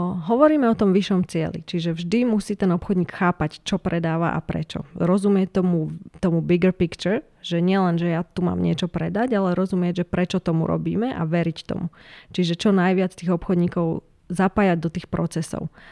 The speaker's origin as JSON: {"language": "Slovak", "town": "Ružomberok", "region": "Žilina Region", "country": "Slovakia", "tie": "born or raised there", "said": "Ja som teda z Ružomberka"}